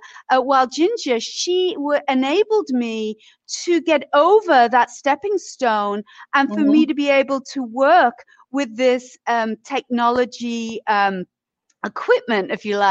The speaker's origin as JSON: {"language": "English", "town": "Leeds", "region": "Yorkshire and the Humber", "country": "United Kingdom", "tie": "born or raised there", "also_born_or_lived": "Isle of Wight", "moved": "as an adult", "lives_now": "United States", "said": "I was raised in Yorkshire, in Leeds in Yorkshire"}